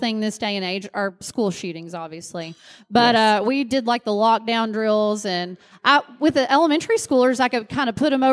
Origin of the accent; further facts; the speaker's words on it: Liberty, Kentucky, United States; moved away as an adult; also born or lived in Bowling Green, Kentucky / Nashville, Tennessee; now in Frisco, United States; I'm originally from Kentucky. I'm from a little three stoplight town that would have been showcased in Hee Haw back in the day. Uh-huh. Called Liberty, Kentucky. Yeah. And I moved out of there when I was 18 to go to college